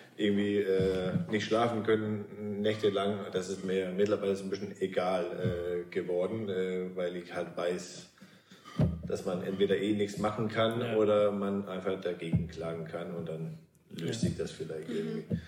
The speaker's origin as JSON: {"language": "German", "town": "Svendborg", "region": "Southern Denmark", "country": "Denmark", "moved": "yes", "lives_now": "Altes Land, Germany", "said": "Mein Heimathafen ist auch noch Svenborg in Dänemark an der Ostsee, wo ich herkomme"}